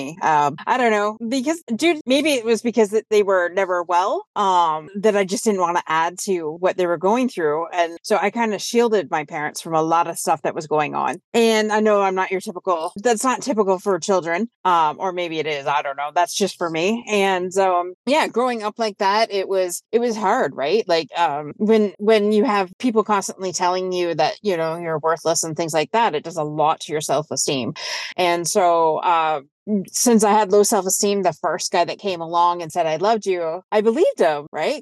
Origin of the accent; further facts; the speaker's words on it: Windsor, Ontario, Canada; I'm from Windsor, Ontario